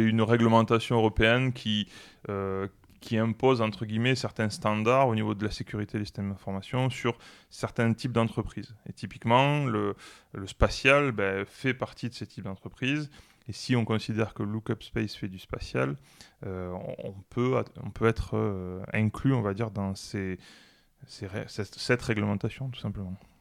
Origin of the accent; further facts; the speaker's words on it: Toulouse, Occitania, France; plutôt toulousain